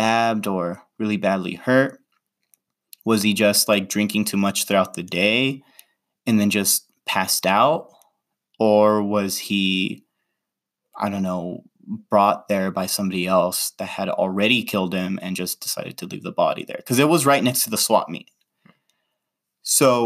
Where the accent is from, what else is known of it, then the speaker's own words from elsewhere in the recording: Los Angeles, California, United States; I was in LA, in my hometown where I grew up